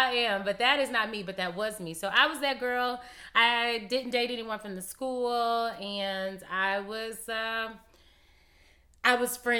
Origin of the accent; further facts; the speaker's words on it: Dallas, Texas, United States; also born or lived in Garland, Texas; I am originally from Dallas, Texas, and moved to the suburbs and moved to Garland, Texas, when I was about 12 years